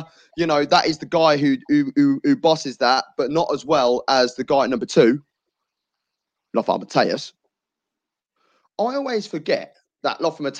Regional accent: England, United Kingdom; Yes, I'm English myself

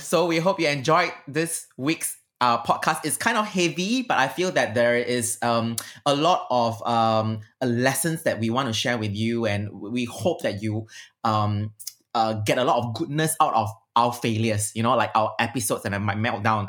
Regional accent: Singapore; I'm very Heartlander and I'm very Singaporean

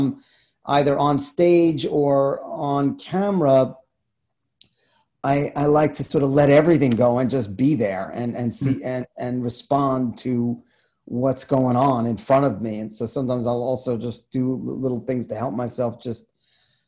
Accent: New York City, New York, United States; I grew up in Queens

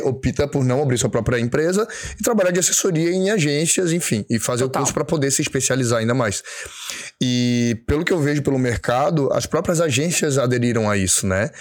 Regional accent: Florianópolis, Santa Catarina, Brazil; moved away as an adult; also born or lived in São Paulo; eu voltei pra minha cidade natal, que é Floripa

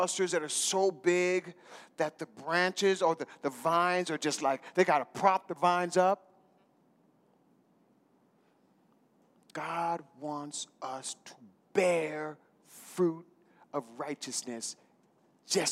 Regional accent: North Pole, Alaska, United States; I was raised in North Pole, Alaska.

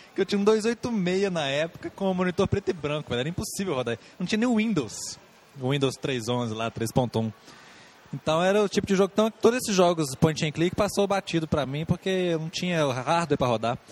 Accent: Brazil; Eu, como bom brasileiro

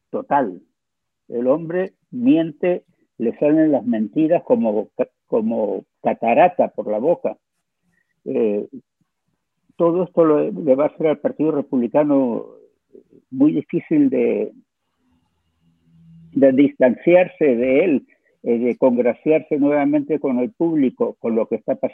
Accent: United States; Nosotros somos norteamericanos, estadounidenses. Tenemos que empezar a portarnos como estadounidenses de manera global

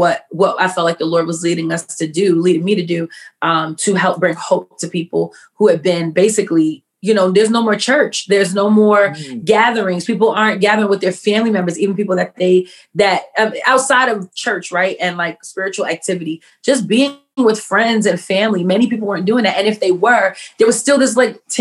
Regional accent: New York City, New York, United States; I am born and raised in New York City. Queens, New York, all day, every day, because I'm not moving out

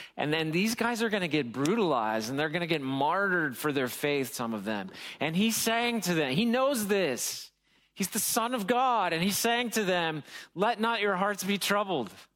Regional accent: United States; I'm American

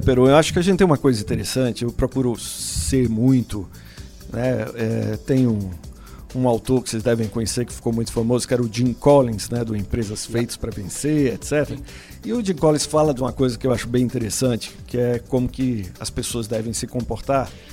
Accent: Maceió, Alagoas, Brazil; moved away; also born or lived in São Paulo; eu sou de Maceió, né? Mas aí terminei me formando em São Paulo

